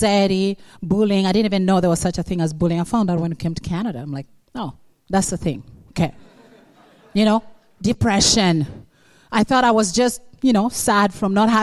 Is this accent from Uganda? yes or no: yes; Uganda; moved away; I'm come from Uganda, but when I was 9 in Uganda, I was captured by the rebels